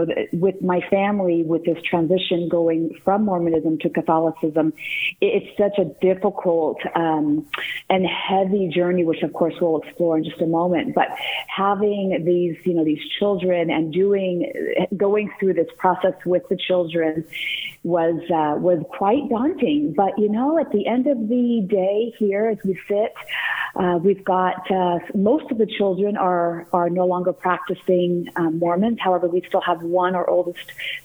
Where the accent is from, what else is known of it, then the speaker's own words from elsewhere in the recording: Southern California, United States; now in Scottsdale, United States; I'm originally from Southern California